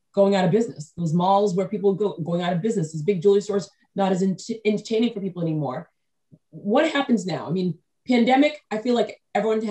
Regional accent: New England, United States; I grew up in New England, but 90% of my American relatives, I'm first generation born in America

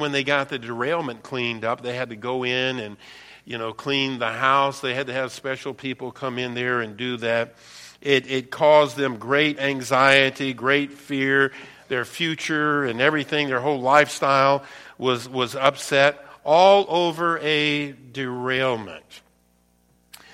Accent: Louisiana, United States; also born or lived in East Baton Rouge Parish, Louisiana; now in Michigan, United States; Where I'm from, born and raised in Louisiana, we call them what? Parishes.

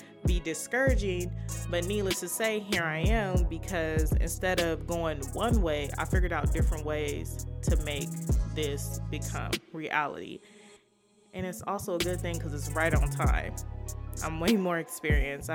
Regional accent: Inglewood, California, United States; moved away as an adult; now in Seattle, United States; I'm from Inglewood, California. I'm currently in Seattle. Been here for 3 years.

